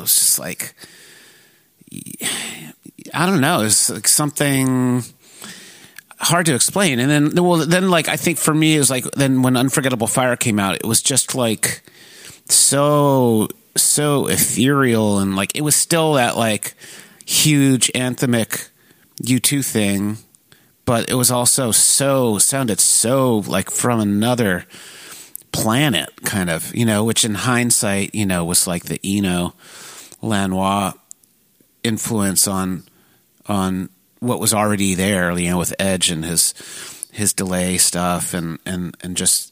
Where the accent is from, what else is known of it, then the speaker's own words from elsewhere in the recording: Connecticut, United States; moved away as an adult; also born or lived in Providence, Rhode Island / Virginia / San Francisco; now in Philadelphia, United States; I grew up in mostly in Connecticut. Born in Providence, Rhode Island. Grew up in Connecticut, sort of suburbs of New York City